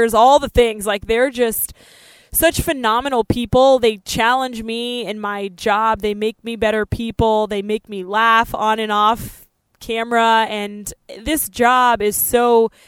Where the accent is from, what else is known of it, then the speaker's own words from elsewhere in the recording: Denver, Colorado, United States; it's my hometown, you know, Denver